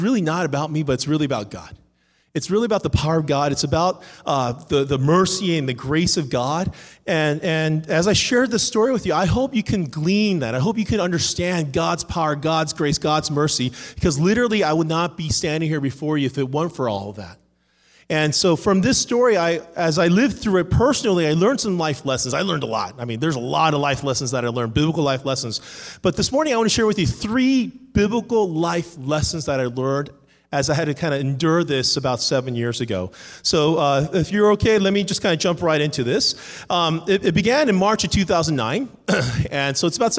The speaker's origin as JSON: {"language": "English", "town": "Cerritos", "region": "California", "country": "United States", "tie": "born or raised there", "also_born_or_lived": "Irvine, California", "moved": "as an adult", "lives_now": "Atlanta, United States", "said": "I am from Atlanta, but I'm actually from here. I grew up in Cerritos"}